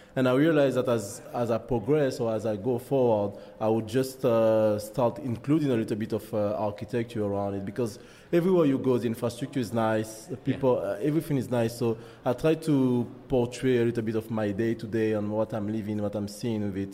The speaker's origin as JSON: {"language": "English", "country": "Martinique", "also_born_or_lived": "France / Spain / United Kingdom", "accent": "French", "second_language": "English", "moved": "as an adult", "lives_now": "Canada", "said": "I'm from Martinique, French Caribbean island, West Indies"}